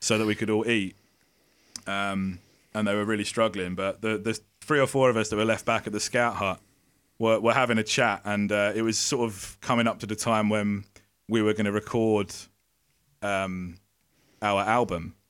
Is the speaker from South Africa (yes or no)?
no; Essex, East of England, United Kingdom; we would play in pubs in our, in our local area in Essex